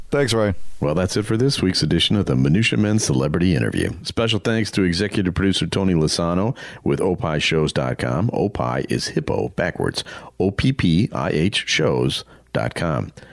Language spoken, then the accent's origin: English; England, United Kingdom; I am from England.